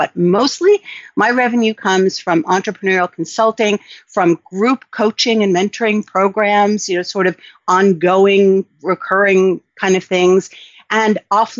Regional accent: New York City, New York, United States; So I grew up in New York City

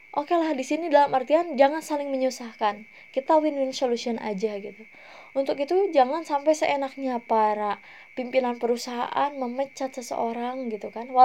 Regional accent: Cianjur, West Java, Indonesia; mayoritas orang-orang di daerah saya terutama di Cianjur itu adalah seorang karyawan pabrik

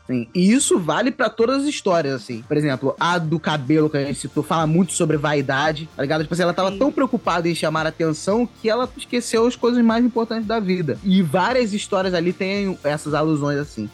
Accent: Brazil; nós que somos brasileiros

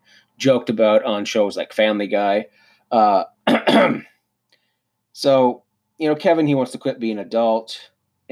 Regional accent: Cannington, Ontario, Canada; I grew up in Brock Township in Southern Ontario, a small town called Cannington.

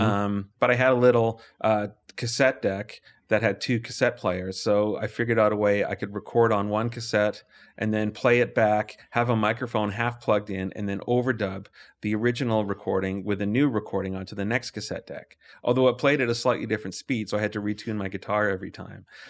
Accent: Calgary, Alberta, Canada; I grew up in Lake Bonavista

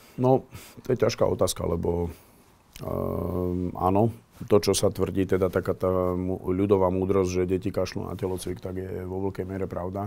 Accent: Slovakia; bol som jeden z prvých Erasmus študentov zo Slovenska

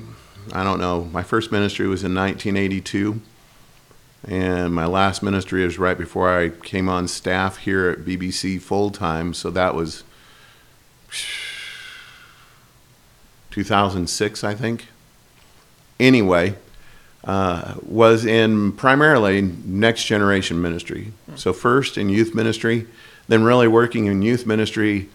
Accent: the Northwest, Pacific Northwest, United States; moved away as an adult; also born or lived in Florida; now in Boise, United States; we're all from the Northwest

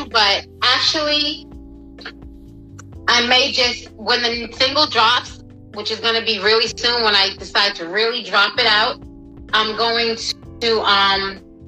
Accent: Boston, Massachusetts, United States; also born or lived in Buffalo, New York / Malden, Massachusetts / Everett, Massachusetts; I was raised in Massachusetts, in Boston, Massachusetts, Dorchester section

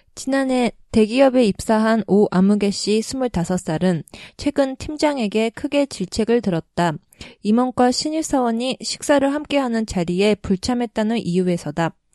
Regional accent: Japan; also born or lived in Korea; 韓国生まれ、日本育ち

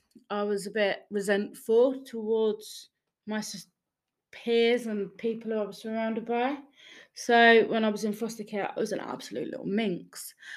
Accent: Gateshead, North East England, United Kingdom; born there; now in Wallasey, United Kingdom; I was born in Gateshead, Newcastle, in 1984, which makes me 37 years young.

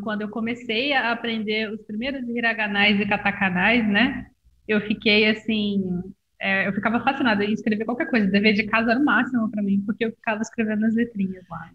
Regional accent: Rio de Janeiro, Brazil; eu sou do Rio de Janeiro

